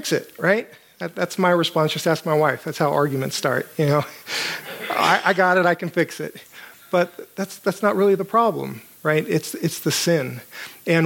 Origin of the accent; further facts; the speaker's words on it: United States